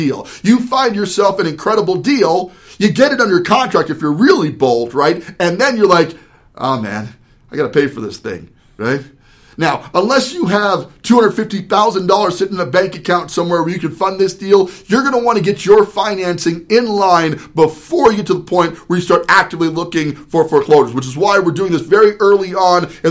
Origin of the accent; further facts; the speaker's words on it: New Jersey, United States; I was actually born in Jersey